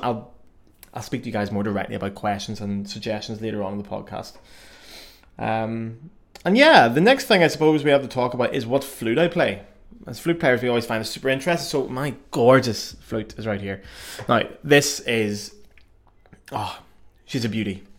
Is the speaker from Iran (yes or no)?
no; Belfast, Northern Ireland, United Kingdom; accent: Irish; moved away as an adult; also born or lived in Cardiff, Wales / Paris, France; now in Cologne, Germany; I'm from Belfast. Belfast in the north of Ireland. So I was born there, um, and I grew up in the fruit band tradition originally there.